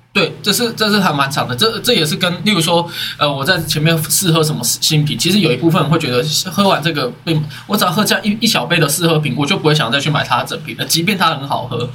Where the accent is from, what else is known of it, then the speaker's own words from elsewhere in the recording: northern Taiwan, Taiwan; 因为我们是北部人嘛